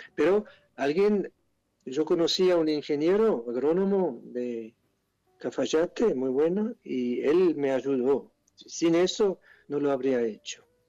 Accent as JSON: {"language": "Spanish", "country": "Switzerland", "second_language": "Spanish", "moved": "as an adult", "lives_now": "Argentina", "said": "yo soy de Suiza, quizá por eso suena un poco raro"}